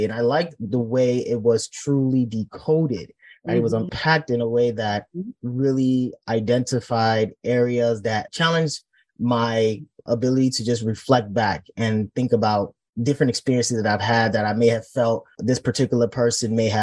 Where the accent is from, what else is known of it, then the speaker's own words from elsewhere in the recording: Nigeria; our culture as a Nigerian and how we were brought up